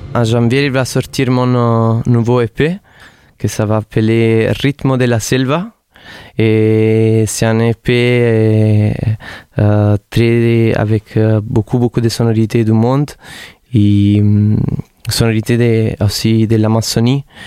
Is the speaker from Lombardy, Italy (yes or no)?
no; Naples, Campania, Italy; French is a second language; now in Montpellier, France; je viens de Naples